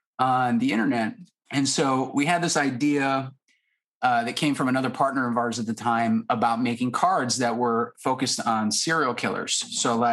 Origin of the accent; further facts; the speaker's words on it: Syracuse, New York, United States; Lou and I, we went to high school together in Syracuse, New York.